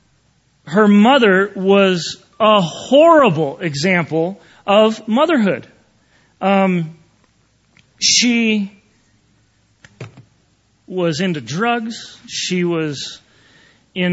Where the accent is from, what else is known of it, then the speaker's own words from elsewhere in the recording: Wisconsin, United States; now in Lake Tahoe, United States; I grew up in Wisconsin and grew up with the cold weather